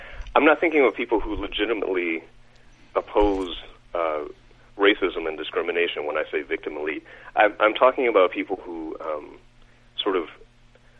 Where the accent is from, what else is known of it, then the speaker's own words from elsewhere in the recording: United States; growing up in America, especially during the time that I did